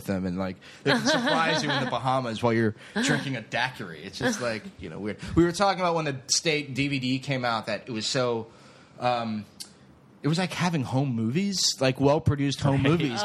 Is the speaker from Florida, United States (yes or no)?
yes; Florida, United States; I grew up down in Florida.